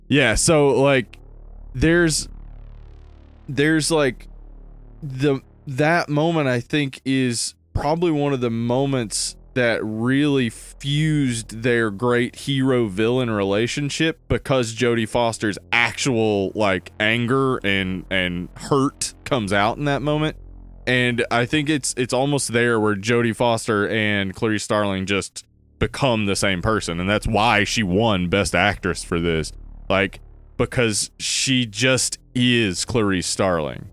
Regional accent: the South, United States; the accent, though, as Southerners

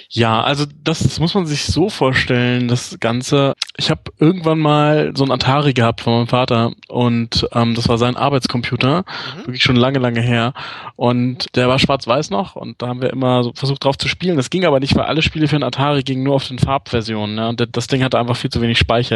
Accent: Hanover, Lower Saxony, Germany; moved away as an adult; also born or lived in England; now in Munich, Germany; Bin In Hannover geboren und ja. Äh, war da bis ich nach dem Studium. Ja, also relativ lange. Mit der kleinen Pause, wo ich in England gelebt habe.

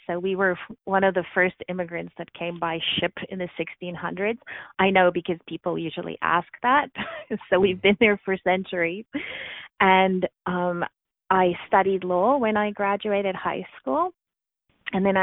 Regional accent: South Africa; moved away as an adult; now in Canada; I was born and raised in South Africa, so I immigrated to Canada actually a month ago. It would be 16 years.

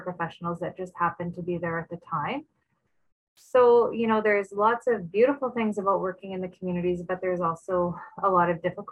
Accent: Norway House, Manitoba, Canada; moved away as an adult; I am from Norway House, our Kinosel CP. It's a semi-remote northern

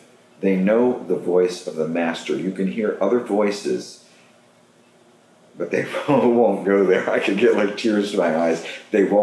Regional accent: Western Pennsylvania, United States; moved away as an adult; now in New York, United States; where I grew up, you know, the people that I grew up with in Western Pennsylvania

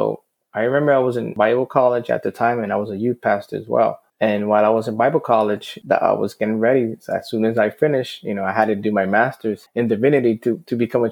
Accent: Fajardo, Puerto Rico; I grew up in Fajardo, Puerto Rico

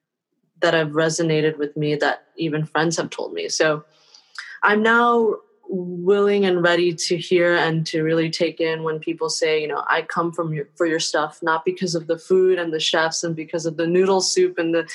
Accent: Taiwan; born there; moved away; my parents were immigrants from Taiwan who were, and I was born in Taiwan.

